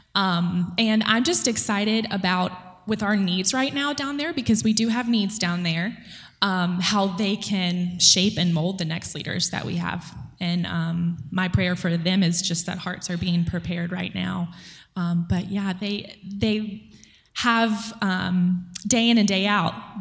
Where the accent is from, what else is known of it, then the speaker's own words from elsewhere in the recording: Irmo, South Carolina, United States; I was raised in Irmo, South Carolina, which is close to Columbia